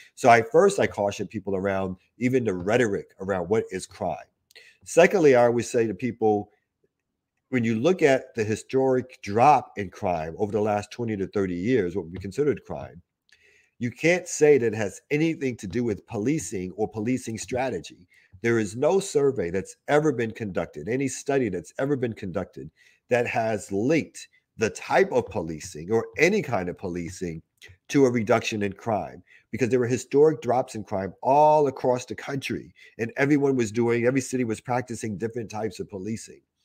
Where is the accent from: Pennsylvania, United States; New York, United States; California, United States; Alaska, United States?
New York, United States; New York City; I grew up in Albany Projects in Brooklyn